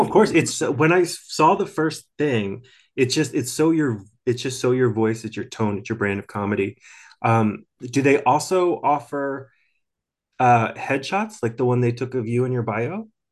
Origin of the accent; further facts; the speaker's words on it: outside of Philadelphia, southern New Jersey, United States; moved away; From southern New Jersey, uh, outside of Philadelphia